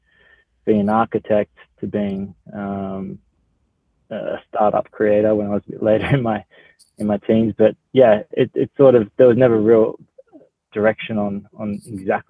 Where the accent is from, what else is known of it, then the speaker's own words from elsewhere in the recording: Melbourne, Victoria, Australia; moved away as an adult; now in Toronto, Canada; I'm from Melbourne, Australia. And I moved to Canada start of the year to set up the Canadian office. Currently live in Toronto